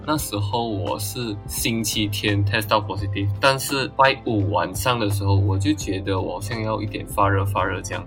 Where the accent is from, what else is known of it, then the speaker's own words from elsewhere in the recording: Malaysia; 我们马来西亚这边其实是可以免费拿药的